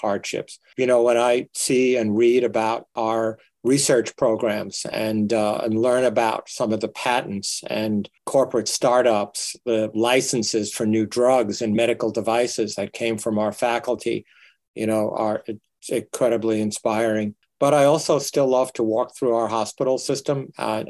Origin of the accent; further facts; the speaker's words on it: New York, United States; moved away as an adult; also born or lived in Toledo; now in Nebraska, United States; I grew up in the inner city of New York